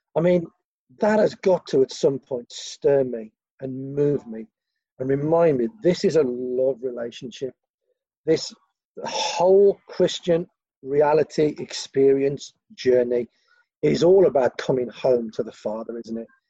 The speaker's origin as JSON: {"language": "English", "town": "Gornal", "region": "West Midlands", "country": "United Kingdom", "said": "I'm from Gornal."}